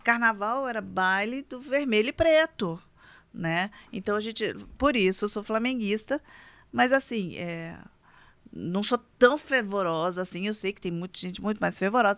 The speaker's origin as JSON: {"language": "Portuguese", "town": "Itajubá", "region": "Minas Gerais", "country": "Brazil", "moved": "yes", "lives_now": "São José dos Campos, Brazil", "said": "eu sou do interior, eu sou de Minas, eu sou de Itajubá"}